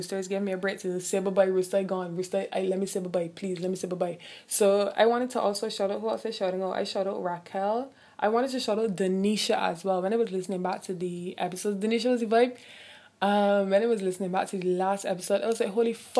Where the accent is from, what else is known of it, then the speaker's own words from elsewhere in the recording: Barbados; I'm from the Caribbean, I'm from Barbados